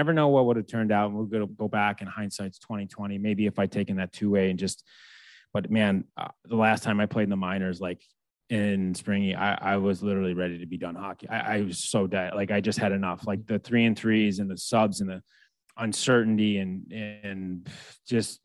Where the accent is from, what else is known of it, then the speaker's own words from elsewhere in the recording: United States; being American.